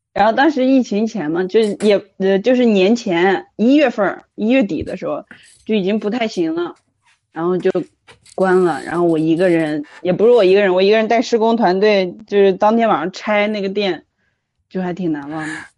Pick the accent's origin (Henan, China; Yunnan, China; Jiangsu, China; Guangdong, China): Henan, China; Zhumadian; 来自河，我来自河南驻马店，我爱喝小米粥。